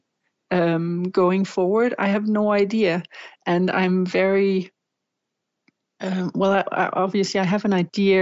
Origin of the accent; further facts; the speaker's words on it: Denmark; here in Denmark